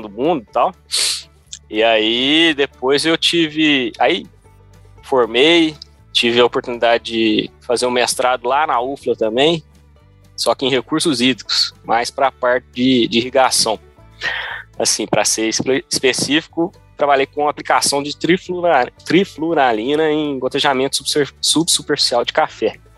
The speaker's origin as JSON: {"language": "Portuguese", "country": "Brazil", "tie": "born or raised there", "also_born_or_lived": "Davis, California, United States", "moved": "yes", "lives_now": "California, United States", "said": "quando eu tinha, um, sei lá, uns, uns 3, 4, 5 anos, a gente voltou para o Brasil"}